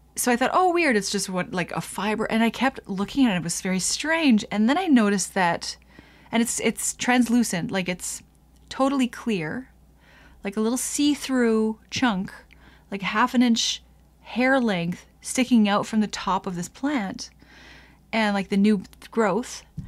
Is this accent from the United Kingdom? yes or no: no; Canada; I'm going into Quebec as a Canadian